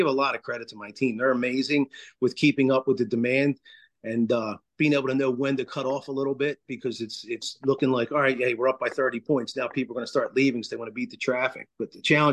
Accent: Philadelphia, Pennsylvania, United States; now in Philipsburg, United States; back in Philadelphia, I grew up in Overbrook section

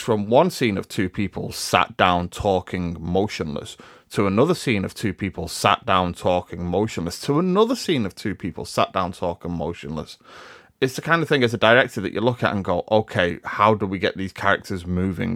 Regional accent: Liverpool, North West England, United Kingdom; I'm from Liverpool

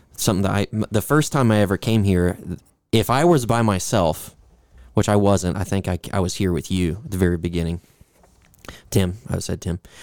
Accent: Louisville, Kentucky, United States; in my hometown, a church, a very large church in Louisville

